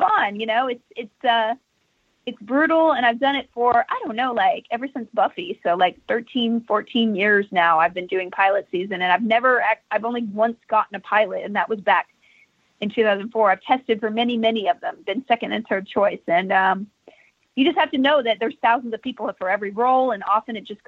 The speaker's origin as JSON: {"language": "English", "region": "Texas", "country": "United States", "said": "I'm from Texas."}